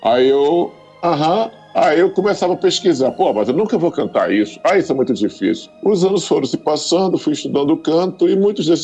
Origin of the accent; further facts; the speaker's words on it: interior of Paraíba, Brazil; moved away as an adult; now in Rio de Janeiro, Brazil; Eu nasci na Paraíba, né? No interior